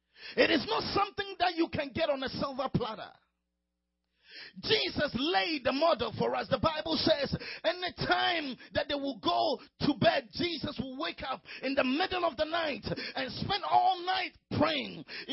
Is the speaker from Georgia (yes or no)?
no; Ghana; A friend of mine called me the other day, who lives close to my hometown in Ghana.